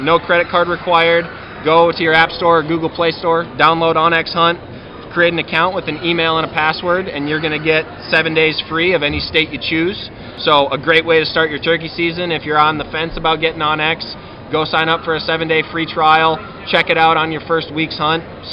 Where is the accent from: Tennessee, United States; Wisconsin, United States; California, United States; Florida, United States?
Wisconsin, United States; my home state of Wisconsin